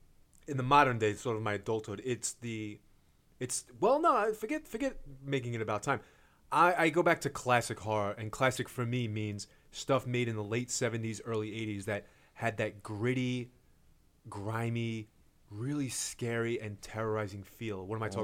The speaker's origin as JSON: {"language": "English", "town": "Brooklyn", "region": "New York", "country": "United States", "said": "And I'm from Coney Island, Brooklyn."}